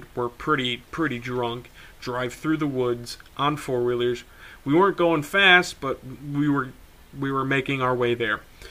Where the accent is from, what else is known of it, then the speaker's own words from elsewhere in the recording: Wisconsin, United States; we're actually from Wisconsin